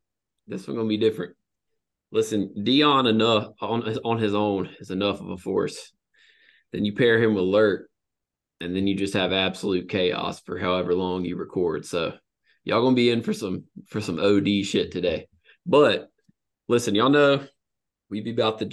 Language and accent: English; the South, United States; I'm from the South